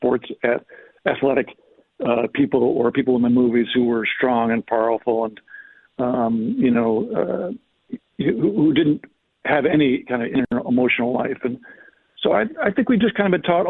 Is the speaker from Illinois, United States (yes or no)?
yes; Chicago, Illinois, United States; I grew up in Chicago, and my dad didn't go to church